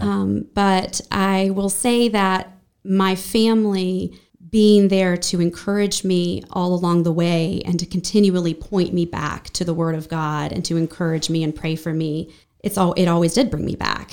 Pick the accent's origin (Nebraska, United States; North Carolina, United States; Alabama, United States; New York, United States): North Carolina, United States; Brevard; also born or lived in Asheville; I spent the first thirteen years in Brevard